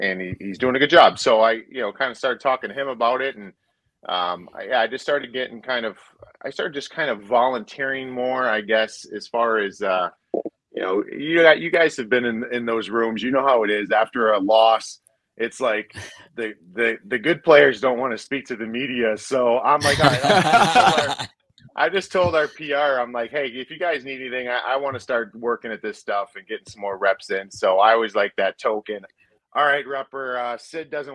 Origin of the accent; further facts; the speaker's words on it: Cleveland, Ohio, United States; I grew up in Cleveland, Ohio